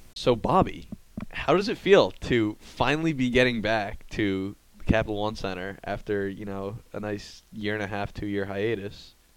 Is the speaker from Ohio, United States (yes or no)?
no; Long Island, New York, United States; now in Washington, D.C., United States; I'm from Long Island, New York